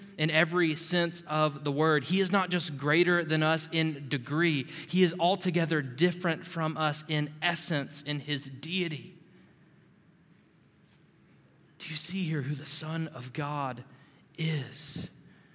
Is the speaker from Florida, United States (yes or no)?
yes; Panama City, Florida, United States; I'm from Panama City, Florida